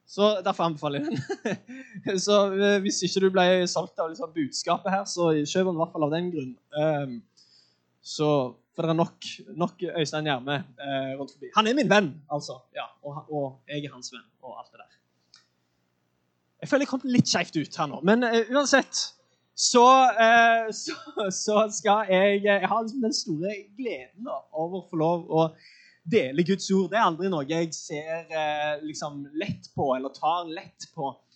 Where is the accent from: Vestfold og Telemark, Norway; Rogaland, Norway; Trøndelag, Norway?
Rogaland, Norway; Sandnes; jeg er fra Sandnes